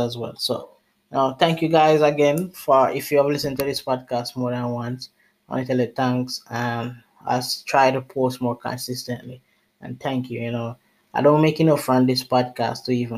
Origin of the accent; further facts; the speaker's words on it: Jamaica; I'm from Jamaica, but I was away, I was in the Bahamas working. And I'm back in Jamaica now